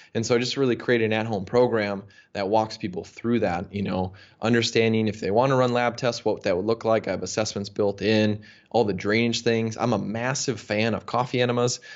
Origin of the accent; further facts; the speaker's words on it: United States; I grew up in the United States